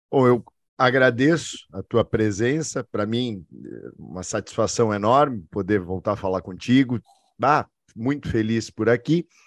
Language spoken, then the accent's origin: Portuguese; Bento Gonçalves, Rio Grande do Sul, Brazil; also born or lived in Nova Prata; eu sou um gringo criado na Fenavinho